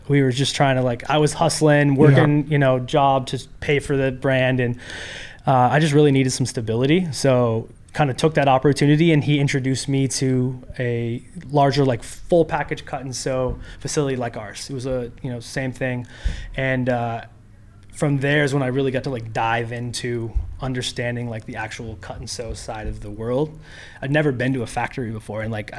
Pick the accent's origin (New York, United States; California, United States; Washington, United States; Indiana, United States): Washington, United States; Renton; moved away as an adult; now in Los Angeles, United States; I'm originally from Seattle.